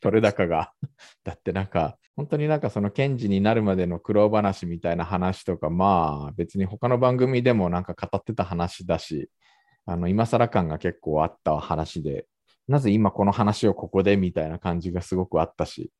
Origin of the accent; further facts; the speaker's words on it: Japan; now in South Korea; 日本生まれ、今は2回目の韓国在住、えー、韓国人じゃなくて日本人